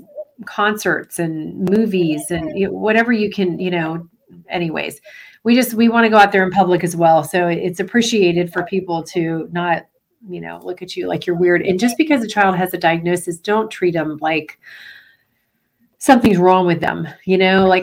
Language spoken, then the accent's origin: English; Florida, United States; I'm from Florida